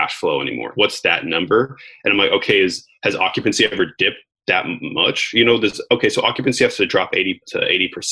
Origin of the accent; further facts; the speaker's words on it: United States; I was born in America.